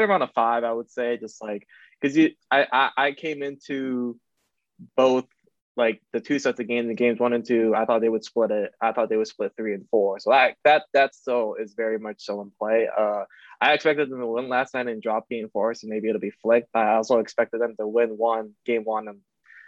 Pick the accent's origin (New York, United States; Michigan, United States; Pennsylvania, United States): Michigan, United States; now in Boston, United States; I'm from the Midwest, I'm from Michigan